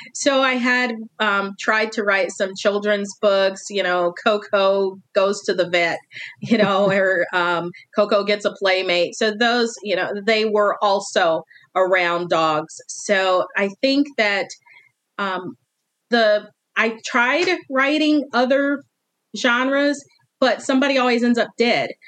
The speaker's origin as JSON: {"language": "English", "region": "Northwestern Indiana", "country": "United States", "tie": "born or raised there", "moved": "yes", "lives_now": "Eastern Tennessee, United States", "said": "the town is my hometown, it's based on my hometown"}